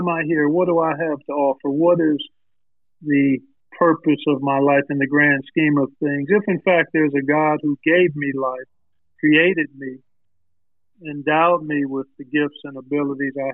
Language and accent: English; Cleveland, Ohio, United States; I grew up in Cleveland, oldest of 5 kids